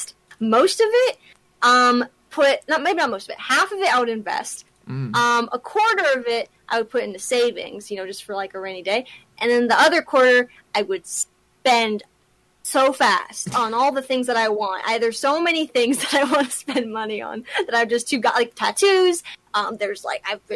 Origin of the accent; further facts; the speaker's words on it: Southern California, United States; I grew up in Southern California